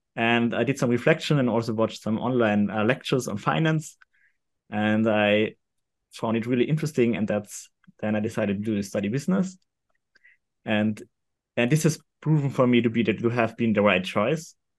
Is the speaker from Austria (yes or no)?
yes; Austria; also born or lived in London; I'm from Austria